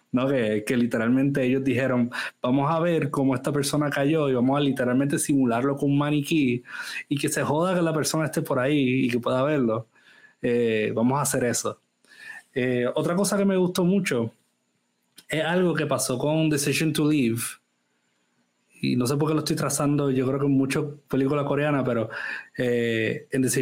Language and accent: Spanish; Germany; now in France; no vamos a hablar francés porque vivimos en Francia y no, hablamos alemán porque yo soy alemana, solo hablamos inglés como un middle ground.